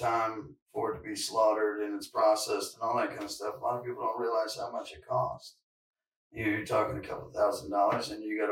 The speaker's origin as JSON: {"language": "English", "region": "Virginia", "country": "United States", "also_born_or_lived": "California", "moved": "yes", "lives_now": "North Carolina, United States", "said": "I'm from Virginia, but I moved out to California And now I'm back in North Carolina"}